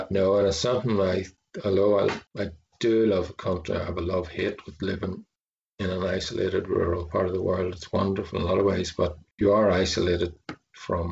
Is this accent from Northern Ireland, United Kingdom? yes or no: yes; Belfast, Northern Ireland, United Kingdom; I grew up in Belfast, I was a city kid